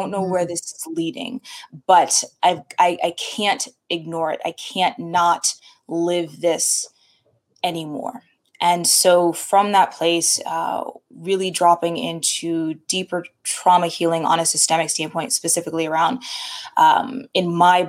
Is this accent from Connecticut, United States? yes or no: yes; Connecticut, United States; also born or lived in California; So I grew up in a variety of places, most of childhood was spent back and forth between Connecticut and California. So very different, full on East Coast, full on West Coast vibes.